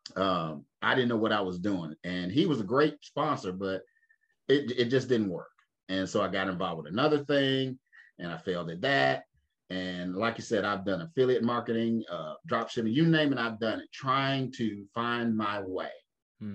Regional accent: Winston-Salem, North Carolina, United States; my mother's father he started the first black insurance company in my hometown. I live in Winston Salem

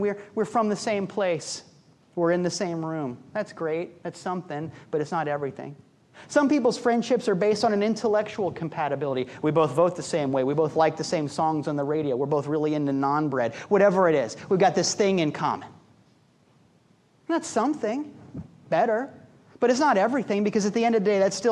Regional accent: Midwest, United States; I'm a Midwesterner at heart

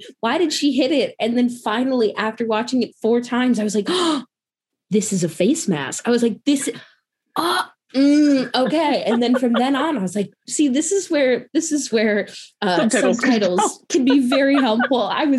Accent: Midwest, United States; also born or lived in North Carolina; I'm from the Midwest. I have a pretty basic accent, except there's certain words, like when I say Chicago, people are like, oh, now I hear the accent. But I went to school in North Carolina.

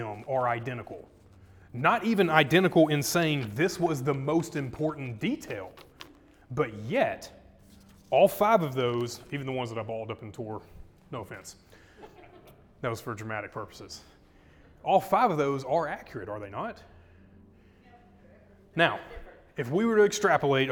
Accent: Arkansas, United States; we're from Arkansas

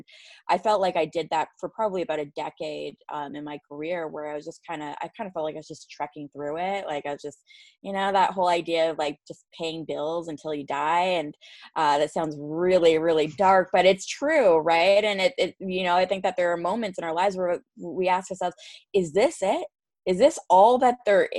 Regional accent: Canada; fellow Canadians, because it's like the one interview where people don't call me out when I say

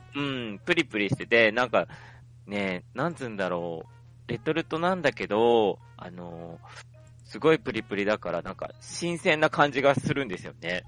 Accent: Hokkaido, Japan; 自分北海道民

